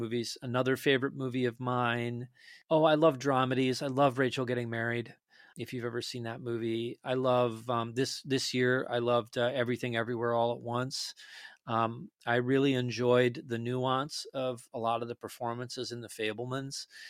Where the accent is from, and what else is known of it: Detroit Lakes, Minnesota, United States; moved away